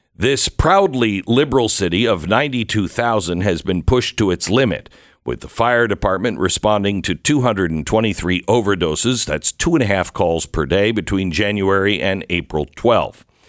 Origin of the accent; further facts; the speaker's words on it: Mount Vernon, Washington, United States; also born or lived in Sumner, Washington / Bellingham, Washington; I grew up mainly in a small little town north of Seattle called Mount Vernon